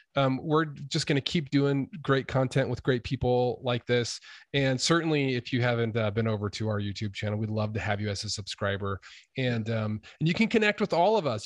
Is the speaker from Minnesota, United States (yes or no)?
no; Idaho, United States; I am from Idaho